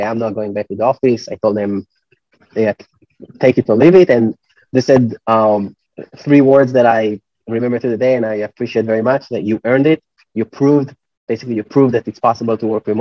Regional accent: Israel; moved away as an adult; I come from Israel, startup nation, a lot of people work in tech

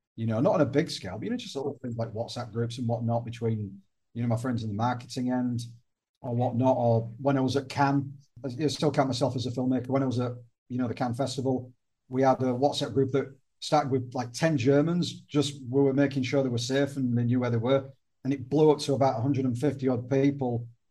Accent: the north of England, United Kingdom; now in Malta; I'm Northern English

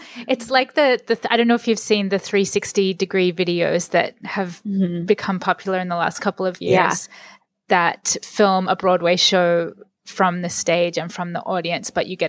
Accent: Sydney, New South Wales, Australia; a kid growing up in Sydney, Australia, as I did

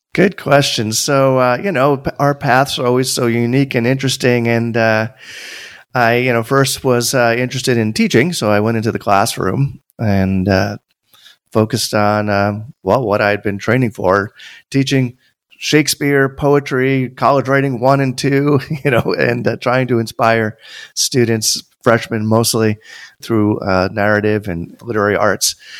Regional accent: Tarrytown, New York, United States; I grew up an hour north of New York City. for those who live in the New York area, that means, like, Westchester. I was born in Tarrytown

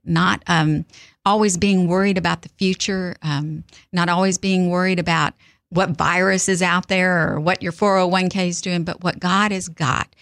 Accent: South Texas, United States; now in Mississippi, United States; I'm from South Texas and I moved here

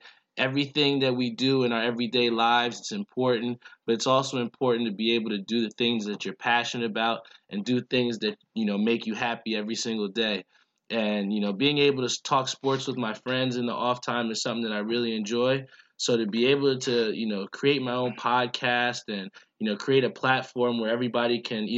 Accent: Edison, New Jersey, United States; my hometown of Edison

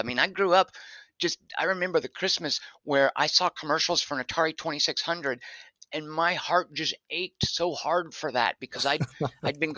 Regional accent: Arkansas, United States; moved away as an adult; now in Los Angeles, United States; I moved back to my home state of Arkansas and did community theater in Little Rock.

